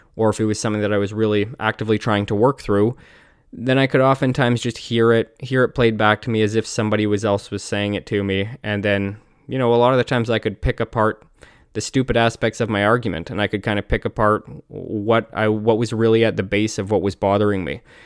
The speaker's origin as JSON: {"language": "English", "country": "Canada", "said": "I'm Canadian"}